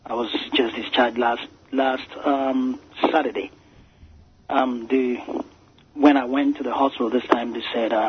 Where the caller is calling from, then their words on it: Maryland, United States; Yeah, I'm calling from Maryland.